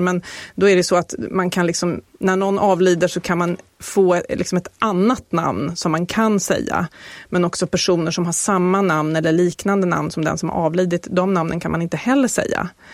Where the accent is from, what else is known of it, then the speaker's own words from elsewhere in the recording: Sweden; som svensk